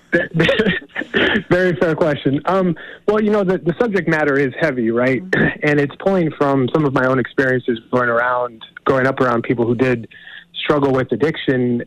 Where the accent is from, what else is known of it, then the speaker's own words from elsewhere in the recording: Montana, United States; I'm actually from Montana.